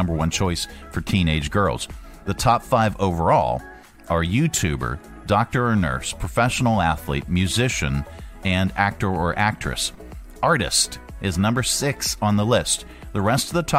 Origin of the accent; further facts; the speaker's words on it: Northeast, United States; moved away as an adult; I was from the Northeast